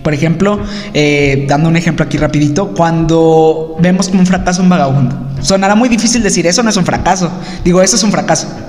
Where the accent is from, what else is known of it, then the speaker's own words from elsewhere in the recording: Mexico; nosotros como mexicanos